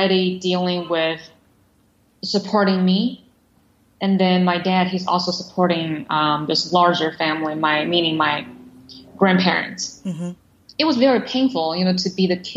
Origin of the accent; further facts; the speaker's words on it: Shanghai, China; moved away as an adult; also born or lived in United States; I was born in Shanghai in the late 1980s.